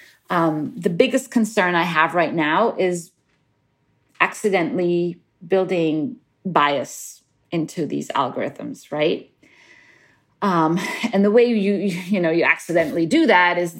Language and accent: English; Cairo, Cairo Governorate, Egypt; moved away as an adult; also born or lived in Middle East / Cambridge, United Kingdom; now in United States; I grew up in Cairo and around the Middle East.